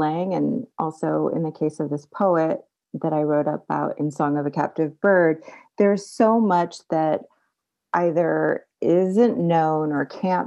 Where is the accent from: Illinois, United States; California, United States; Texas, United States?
California, United States; Bay Area; I grew up in California, in the Bay Area